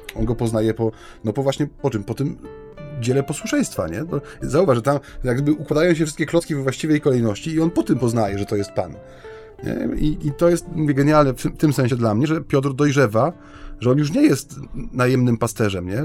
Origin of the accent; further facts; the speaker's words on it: Silesian Voivodeship, Poland; u nas na Śląsku